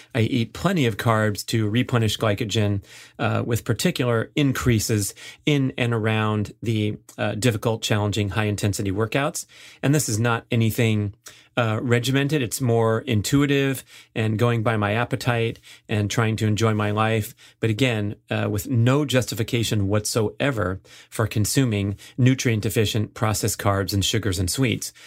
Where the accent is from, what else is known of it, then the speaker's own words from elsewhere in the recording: Los Angeles, California, United States; moved away; go back to my hometown